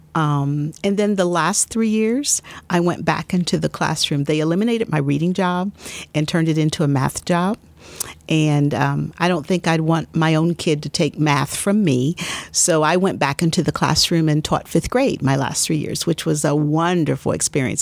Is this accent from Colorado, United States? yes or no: no; Columbus, Ohio, United States; I was born and raised here in Columbus, Ohio